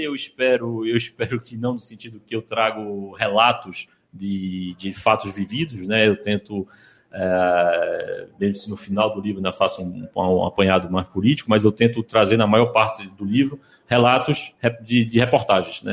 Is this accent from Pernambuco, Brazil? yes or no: yes; Recife, Pernambuco, Brazil; moved away; also born or lived in Ukraine; eu cresci aqui, cresci aqui em Recife